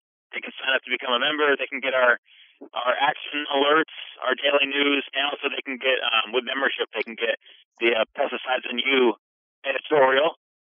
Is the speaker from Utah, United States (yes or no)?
no; Vermont, United States; now in Washington, United States; Because before moving to DC, I came from Vermont, so I'm definitely used to seeing, you know, either cows or sheep, just like with farms on roaming over the land, if you will.